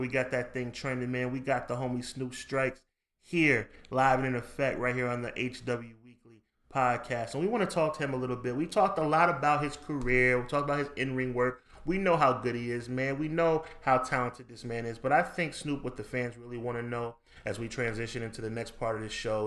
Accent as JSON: {"language": "English", "region": "New York", "country": "United States", "tie": "born or raised there", "said": "this show is recorded right here in New York in my hometown"}